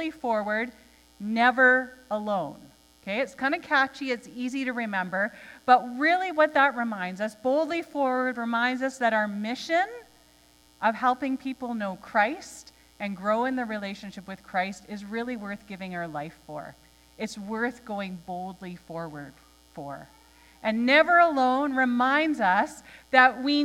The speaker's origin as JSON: {"language": "English", "town": "Nanaimo", "region": "British Columbia", "country": "Canada", "tie": "born or raised there", "moved": "yes", "said": "I am an island girl. Okay? I grew up in Nanaimo"}